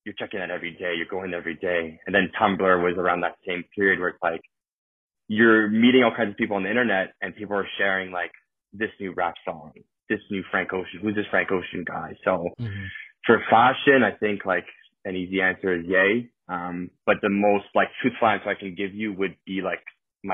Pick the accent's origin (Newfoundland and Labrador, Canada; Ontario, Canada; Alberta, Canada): Ontario, Canada; Toronto; accent: Toronto accent; also born or lived in Italy / Spain; Born and raised in Toronto. I grew up basically my whole life here